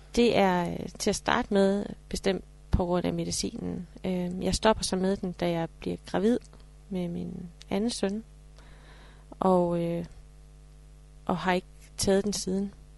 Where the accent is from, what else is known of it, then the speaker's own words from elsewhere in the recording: Horsens, Central Denmark Region, Denmark; jeg er fra Horsens